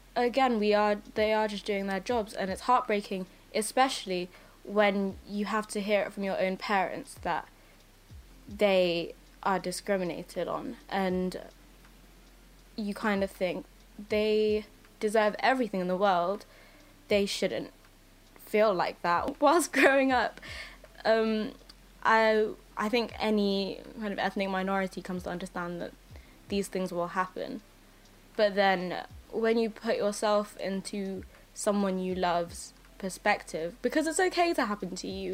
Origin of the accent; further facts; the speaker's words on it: England, United Kingdom; also born or lived in Philippines; I moved here when I was one years old